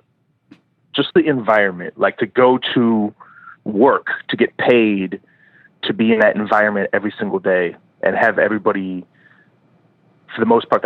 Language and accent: English; Madison, Wisconsin, United States; moved away; my hometown is Madison